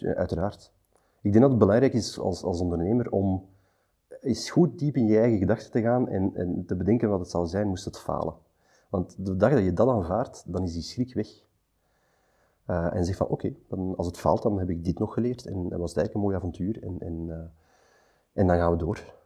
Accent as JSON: {"language": "Dutch", "town": "Antwerp", "region": "Flanders", "country": "Belgium", "said": "Postcode twintig achttien, hier in Antwerpen, omdat ik zelf van Antwerpen ben"}